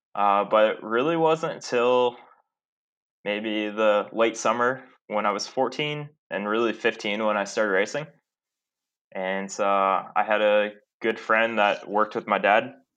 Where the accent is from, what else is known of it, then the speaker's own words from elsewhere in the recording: Columbus, Ohio, United States; moved away; I grew up in Columbus, Ohio, and uh, I've kind of made my way around the country since then